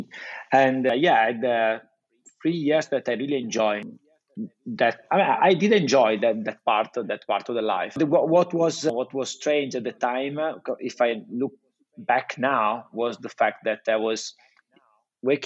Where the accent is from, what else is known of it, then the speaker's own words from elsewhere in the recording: Italy; accent: Italian; English is a second language; I just keep my Italian accent.